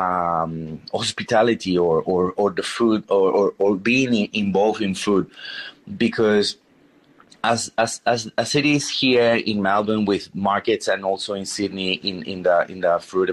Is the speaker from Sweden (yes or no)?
no; Peru; English is a second language; obviously growing up in Peru, we are exposed to a lot of different flavors, a lot of different influences, from Japanese influence, Chinese, Italian, Spanish, going to the native cuisine in the Andean Sierras and in the coast as well.